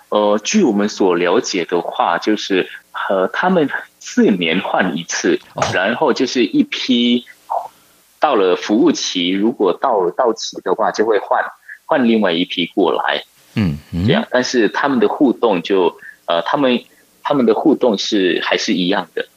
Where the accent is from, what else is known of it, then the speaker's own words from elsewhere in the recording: Sumatra, Indonesia; 我是，不是雅加达人，所以我的家乡是在另外一个岛，在哦。叫做苏门答腊岛，然后哦。我们那个地方是比较靠近马六甲